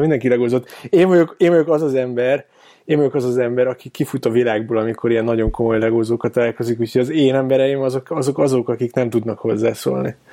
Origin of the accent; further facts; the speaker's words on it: Keszthely, Zala, Hungary; also born or lived in Pécs; now in Budapest, Hungary; én egyébként keszthelyi vagyok